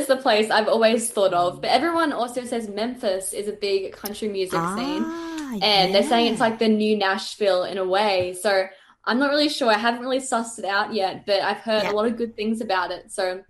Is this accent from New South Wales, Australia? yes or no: no; Gold Coast, Queensland, Australia; also born or lived in Brisbane; I was born in Brisbane. I've lived in the Gold Coast my entire life. Mm. And all my family's here, and I love it. I love it here so much.